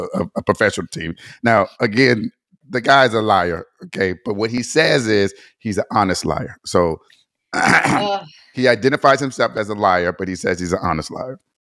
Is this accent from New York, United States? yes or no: no; Detroit, Michigan, United States; growing up in Detroit